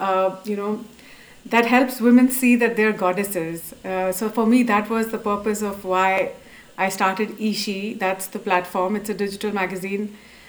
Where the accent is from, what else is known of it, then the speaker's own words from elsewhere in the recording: Dubai, United Arab Emirates; also born or lived in Abu Dhabi; So I was brought up in Dubai and Abu Dhabi, which is in the Middle East, and it's a traditional society.